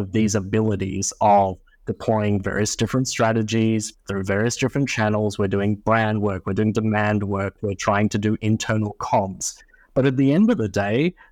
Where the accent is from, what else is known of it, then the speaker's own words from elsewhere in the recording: Australia; moved away as an adult; now in United States; my home country of Australia